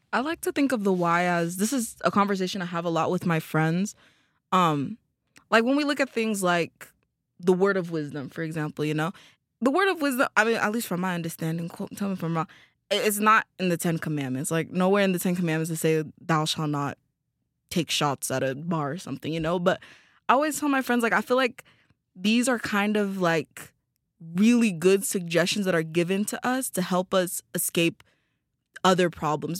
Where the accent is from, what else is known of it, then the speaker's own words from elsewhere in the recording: Tanzania; moved away as an adult; I'm from Tanzania